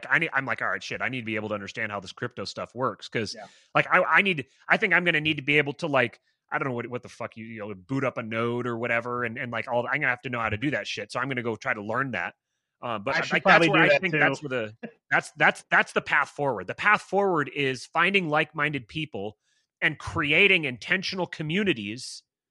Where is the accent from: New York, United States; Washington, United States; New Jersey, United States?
Washington, United States; Bremerton; I grew up in Bremerton, Washington